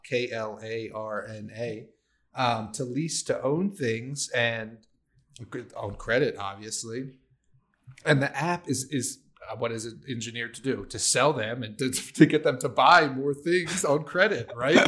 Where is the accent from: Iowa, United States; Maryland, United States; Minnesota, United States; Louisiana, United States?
Maryland, United States; I grew up with it in Maryland.